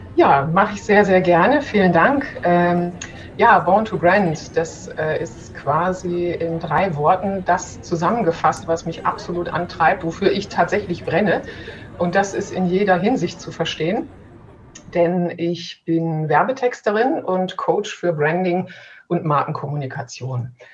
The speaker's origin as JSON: {"language": "German", "region": "Berlin", "country": "Germany", "said": "als Berliner"}